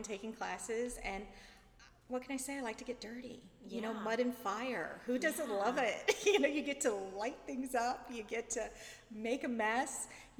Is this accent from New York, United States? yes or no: no; St. Louis, Missouri, United States; And I came from St. Louis, so when we first started dating, I was a Blues fan.